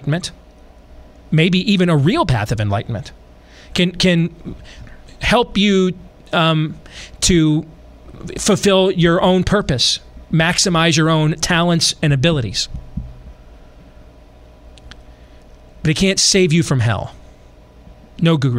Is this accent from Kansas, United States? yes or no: no; West Michigan, United States; where I grew up in West Michigan